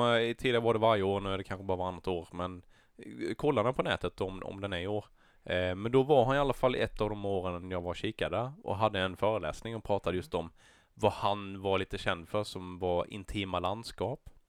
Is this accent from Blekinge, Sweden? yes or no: yes; Näsö, Blekinge, Sweden; i Näsö, min hemby